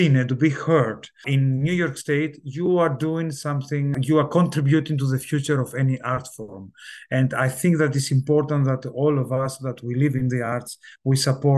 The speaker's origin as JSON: {"language": "English", "country": "Italy", "tie": "born or raised there", "also_born_or_lived": "south of Greece", "said": "but I grew up in Italy"}